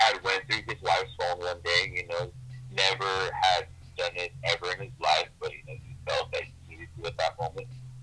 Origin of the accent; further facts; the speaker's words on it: Whittier, California, United States; I'm from Whittier